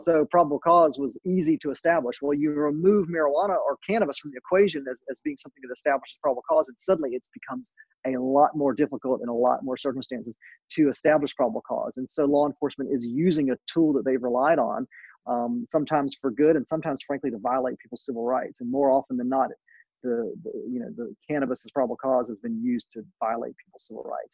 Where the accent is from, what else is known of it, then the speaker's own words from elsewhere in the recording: North Carolina, United States; my home state of North Carolina